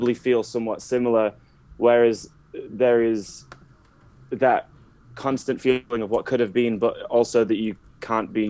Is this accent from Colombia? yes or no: no; Carlisle, North West England, United Kingdom; moved away as an adult; also born or lived in Manchester; now in United States; So I am English. I was born in Carlisle.